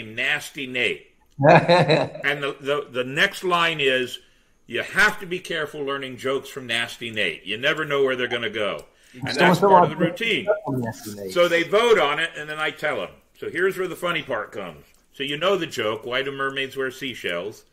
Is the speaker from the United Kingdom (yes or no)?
yes; Scotland, United Kingdom; accent: Scottish; I happen to be Scottish because I'm mm-hmm. stuck with the damn accent anyway